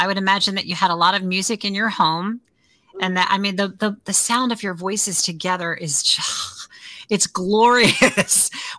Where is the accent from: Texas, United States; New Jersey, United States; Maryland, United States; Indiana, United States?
Maryland, United States; Baltimore; accent: Baltimore; That's a thing in Baltimore, is how we say the O's. It's actually the Baltimore accent is kind of a derivative of Cockney.